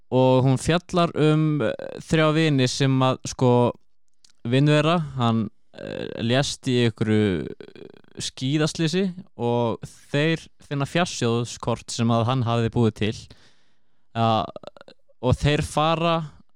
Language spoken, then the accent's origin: Icelandic; Akureyri, Northeast, Iceland; ég kem frá Akureyri